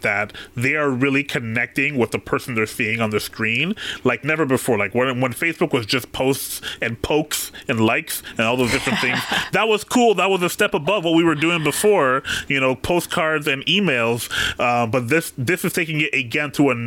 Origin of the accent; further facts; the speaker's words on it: Canada; I'm from Canada